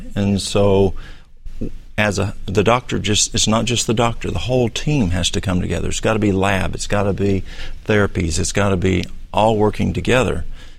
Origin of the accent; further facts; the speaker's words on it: Dunlap, Tennessee, United States; I'm from Dunlap.